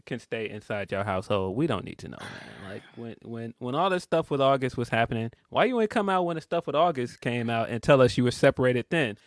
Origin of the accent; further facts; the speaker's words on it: Chicago, Illinois, United States; as a Chicagoan